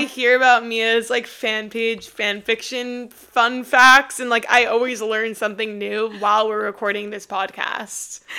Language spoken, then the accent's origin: English; New York, United States; moved away as an adult; now in Austin, United States; I'm from New York and I'm moving back